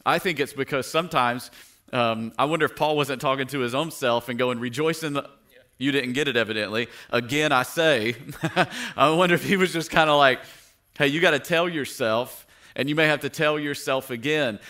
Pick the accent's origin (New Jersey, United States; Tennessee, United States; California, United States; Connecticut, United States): Tennessee, United States; moved away; I grew up in Tennessee